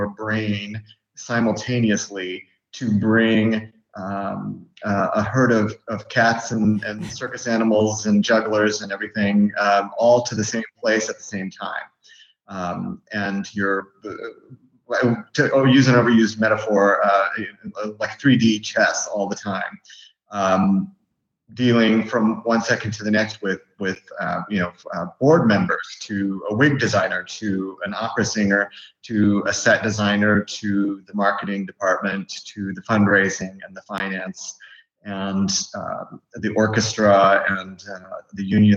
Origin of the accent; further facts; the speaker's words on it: Algona, Iowa, United States; I grew up in Iowa. I grew up in an agricultural community in northern Iowa, Algona.